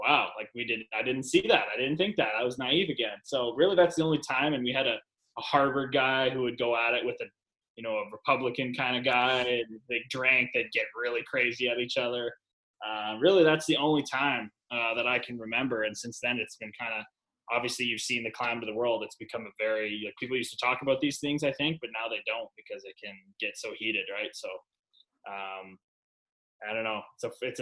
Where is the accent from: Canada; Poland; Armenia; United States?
Canada; I'm a Canadian.